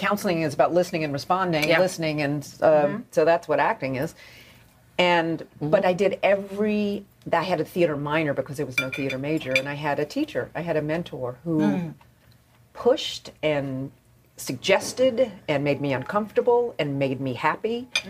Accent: North Carolina, United States

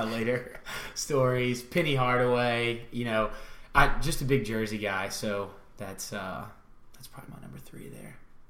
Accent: Baton Rouge, Louisiana, United States; I grew up in Baton Rouge.

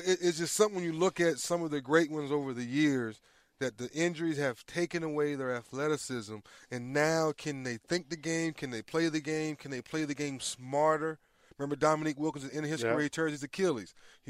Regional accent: Northern Virginia, United States; We're from Northern Virginia, right outside of D.C.

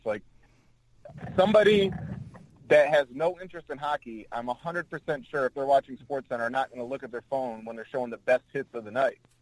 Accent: Flint, Michigan, United States; I'm from Flint

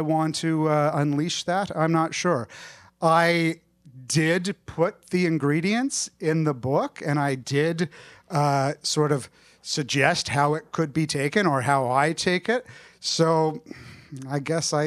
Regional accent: Canada; I'm Canadian

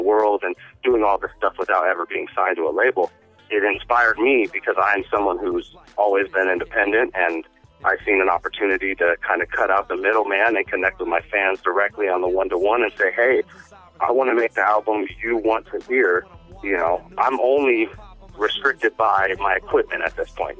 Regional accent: United States; now in Shanghai, China; we're living in Shanghai, but I'm American

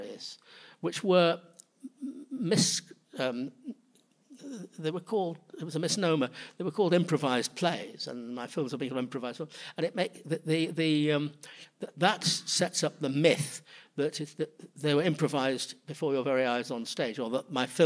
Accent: Manchester, North West England, United Kingdom; also born or lived in London; now in New York City, United States; growing up in Manchester, in the north of England

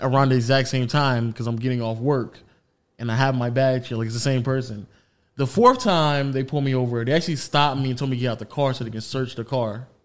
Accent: United States; as an American

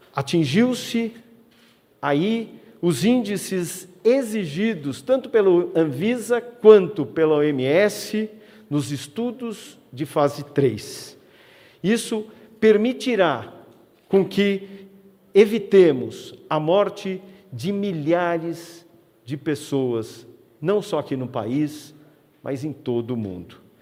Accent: Brazil; como brasileiros

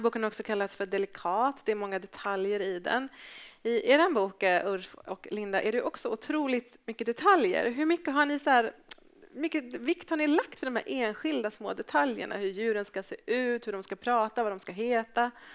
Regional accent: Gothenburg, Västra Götaland, Sweden; jag är från Göteborg

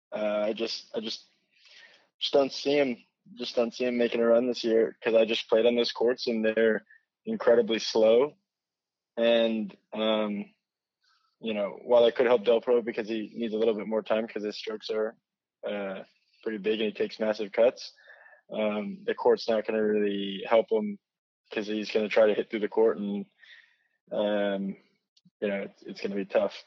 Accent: United States; as an American

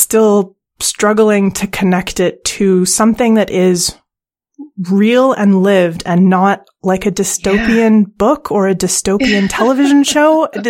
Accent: Canada; now in United Kingdom; I'm Canadian, and now I live in the UK

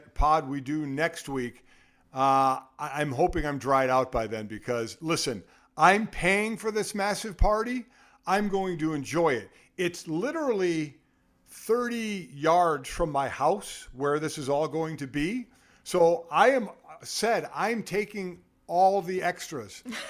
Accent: Cleveland, Ohio, United States; I grew up in Cleveland. So, listen, okay, that is my hometown.

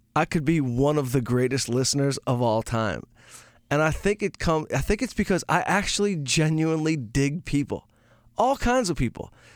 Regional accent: outside Detroit, Michigan, United States; moved away; I grew up outside Detroit

